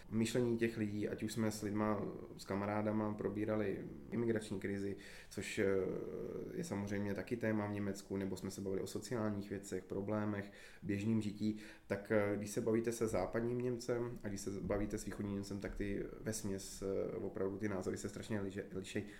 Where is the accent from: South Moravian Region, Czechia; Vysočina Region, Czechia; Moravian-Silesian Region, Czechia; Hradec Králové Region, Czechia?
Hradec Králové Region, Czechia; Hradec Králové; moved away as an adult; já jsem třeba z Hradce vlastně odešel před studiem, a takže já jsem se sem vrátil